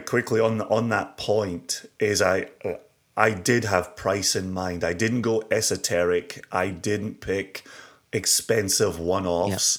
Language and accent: English; Scotland, United Kingdom; moved away as an adult; now in United States; growing up in Scotland